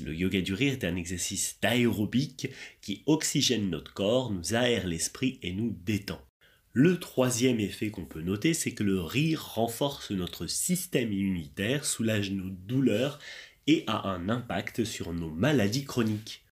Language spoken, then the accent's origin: French; France; je viens de France